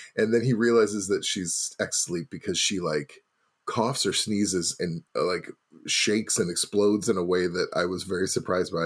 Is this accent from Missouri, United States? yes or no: yes; Missouri, United States; now in Milwaukee, United States; I'm from Missouri.